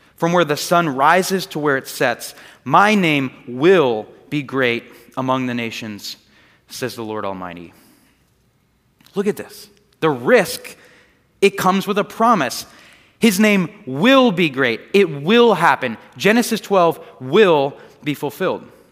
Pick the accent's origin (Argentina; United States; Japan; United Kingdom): United States; Largo, Florida; I grew up here in this area, and the house that I grew up in was in Largo, right down the street